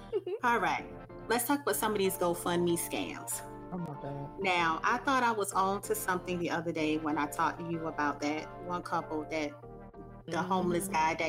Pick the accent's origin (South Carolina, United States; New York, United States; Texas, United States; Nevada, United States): South Carolina, United States; I'm actually from South Carolina.